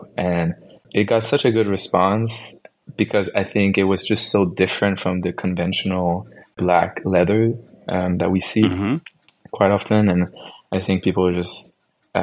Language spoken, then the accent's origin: English; Canada; I'm from Canada.